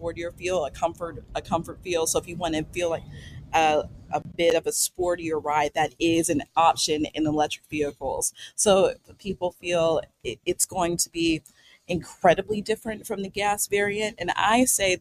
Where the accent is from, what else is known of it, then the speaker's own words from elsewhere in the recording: Pittsburgh, Pennsylvania, United States; I'm from Pittsburgh.